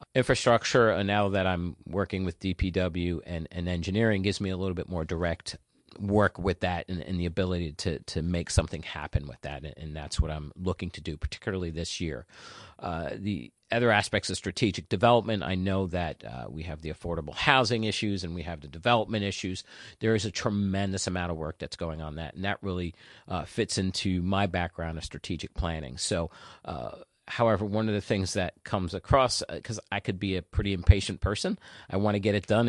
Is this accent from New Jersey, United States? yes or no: yes; New Jersey, United States; also born or lived in Queens, New York / Haiti (family); I was born in Queens, New York, Jackson Heights, to be exact. And, uh, but I consider myself a Jersey boy